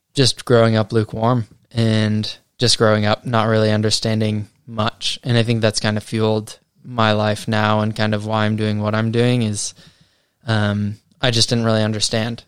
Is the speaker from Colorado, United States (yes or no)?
yes; Colorado, United States; moved away as an adult; now in New Zealand; I am from America. Uh, yep, grew up in Colorado, and have lived out in New Zealand for the last five years.